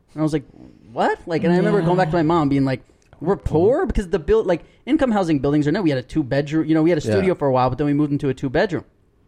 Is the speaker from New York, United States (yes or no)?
yes; New York, United States; I also feel like growing up in New York